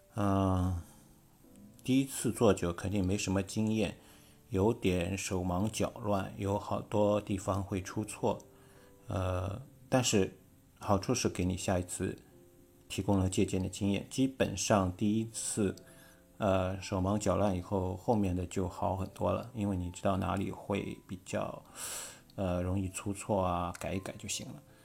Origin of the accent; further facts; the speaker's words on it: Shanghai, China; accent: Shanghainese; 我们上海话叫铺出来